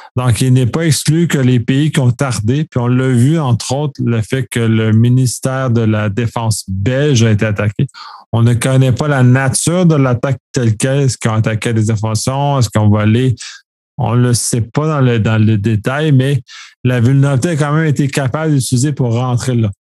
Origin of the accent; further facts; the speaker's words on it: Quebec, Canada; en tant que Québécois